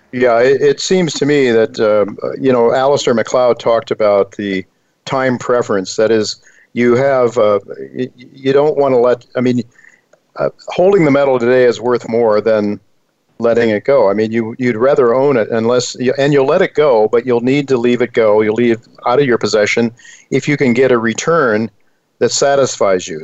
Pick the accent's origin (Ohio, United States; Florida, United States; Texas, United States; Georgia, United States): Ohio, United States; Dalton; now in New York City, United States; when I was a young kid growing up in Dalton, Ohio